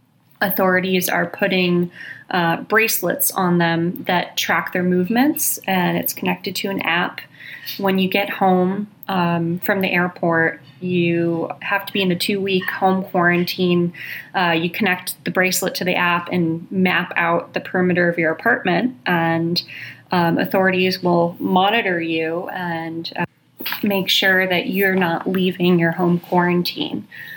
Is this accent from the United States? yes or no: yes; United States; now in Hong Kong; I'm reporting from Hong Kong. It's interesting being an American in Hong Kong.